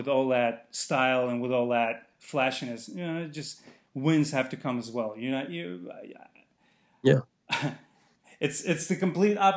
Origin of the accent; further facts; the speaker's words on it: Azerbaijan; moved away; I'm from Azerbaijan